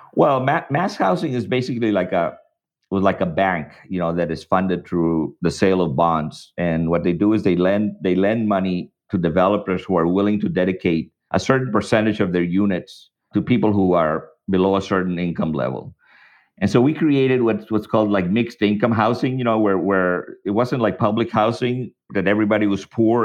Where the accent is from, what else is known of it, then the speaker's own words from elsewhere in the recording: El Paso, Texas, United States; also born or lived in Mexico; now in Boston, United States; when I was growing up in El Paso.